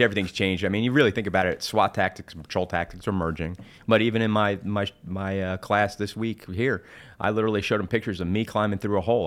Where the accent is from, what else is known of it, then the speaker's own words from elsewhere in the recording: New Jersey, United States; now in South Carolina, United States; I'm originally from New Jersey